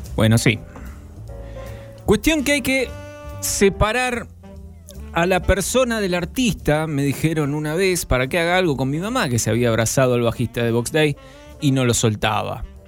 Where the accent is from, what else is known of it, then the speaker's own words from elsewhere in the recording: Zona Sur, Buenos Aires Province, Argentina; los que somos de Zona